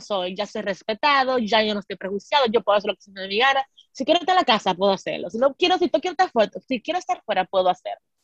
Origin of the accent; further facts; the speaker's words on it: Dominican Republic; nuestra experiencia como mujeres dominicanas doctales